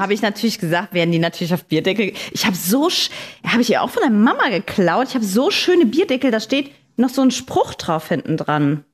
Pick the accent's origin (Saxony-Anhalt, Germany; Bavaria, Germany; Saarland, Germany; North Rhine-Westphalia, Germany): Saarland, Germany; Saarbrücken; Saarbrücken, in meiner Heimatstadt